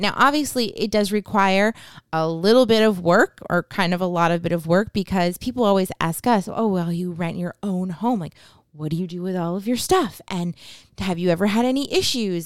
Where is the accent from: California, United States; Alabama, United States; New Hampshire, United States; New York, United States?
New Hampshire, United States; moved away; we are from New Hampshire